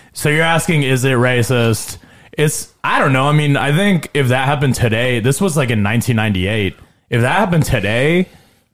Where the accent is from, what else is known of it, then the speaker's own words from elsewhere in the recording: Carmel, United States; I grew up in Carmel, and in middle school